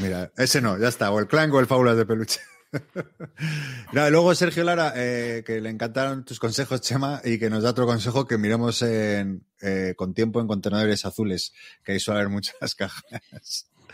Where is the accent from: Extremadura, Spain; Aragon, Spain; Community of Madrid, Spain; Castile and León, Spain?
Community of Madrid, Spain; Madrid; yo soy de Madrid